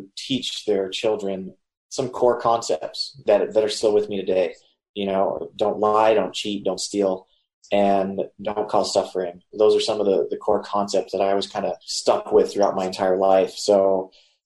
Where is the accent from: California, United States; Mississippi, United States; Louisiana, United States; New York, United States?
Mississippi, United States; South; I was born and raised in South Mississippi in a Hindu temple